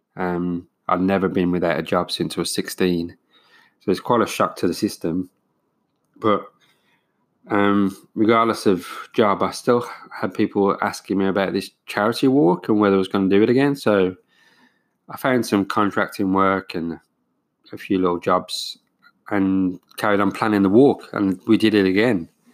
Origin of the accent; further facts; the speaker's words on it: United Kingdom; now in New Zealand; being British